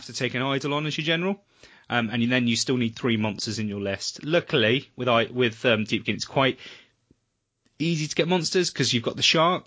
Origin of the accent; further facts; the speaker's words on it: Weymouth, South West England, United Kingdom; Weymouth, which is my hometown